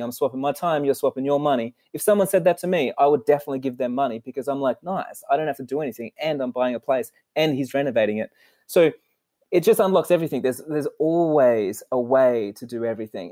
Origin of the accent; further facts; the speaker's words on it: Sydney, New South Wales, Australia; I was born in Sydney, Australia, and we were in a super poor family.